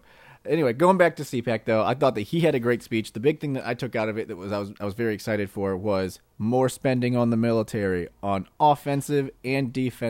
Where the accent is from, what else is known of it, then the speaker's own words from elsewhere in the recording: St. Louis, Missouri, United States; we are from St. Louis, like that's where we're from.